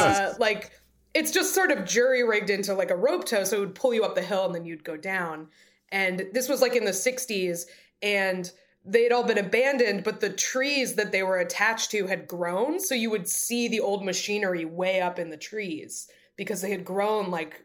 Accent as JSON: {"language": "English", "region": "New Hampshire", "country": "United States", "tie": "born or raised there", "also_born_or_lived": "Iowa", "moved": "as an adult", "said": "I grew up in New Hampshire. It's very wooded. It's very like, there's lots of little forests and stuff."}